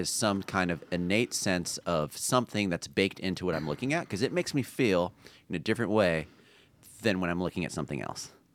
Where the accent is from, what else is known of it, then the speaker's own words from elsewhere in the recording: La Palma, California, United States; also born or lived in Long Beach, California; my hometown is La Palma